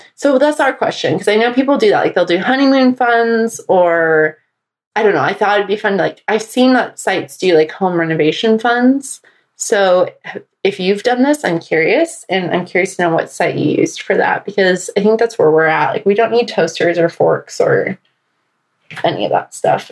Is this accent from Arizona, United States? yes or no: yes; Arizona, United States; also born or lived in Atlanta; now in Washington, D.C., United States; back in my home state of Arizona